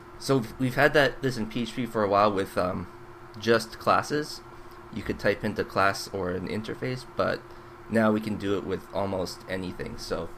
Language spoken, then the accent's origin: English; Canada; Well, I'm still Canadian.